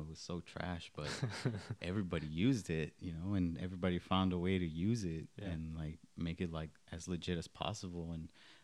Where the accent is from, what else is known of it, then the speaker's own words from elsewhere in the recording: DFW area, Texas, United States; also born or lived in Iguala, Guerrero, Mexico; Came here when I was 6 in 1998. Been here since then